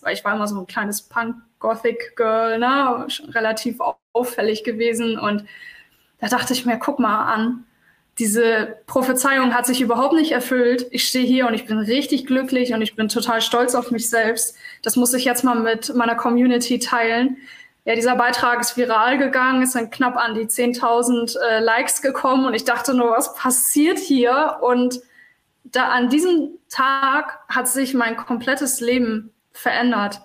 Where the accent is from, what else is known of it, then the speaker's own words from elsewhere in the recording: Hamburg, Germany; bin Hamburgerin, bin in Hamburg geboren